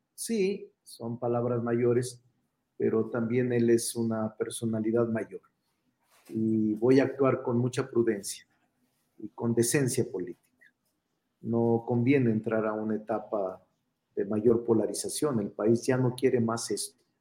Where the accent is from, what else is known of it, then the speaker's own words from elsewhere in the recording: Zacatecas, Mexico; now in Mexico City, Mexico; soy vecino de la San Rafael desde hace muchos años. Aquí vivo, este es mi domicilio. Soy Zacachilango